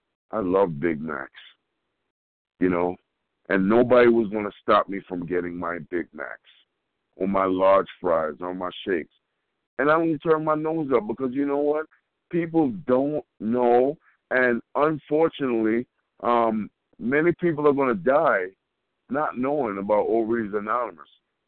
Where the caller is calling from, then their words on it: Colorado, United States; I'm calling from Colorado.